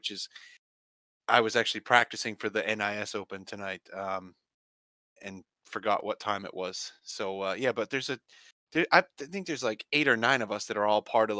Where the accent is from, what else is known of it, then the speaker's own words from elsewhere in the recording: Maine, United States; I'm 40. I'm from Maine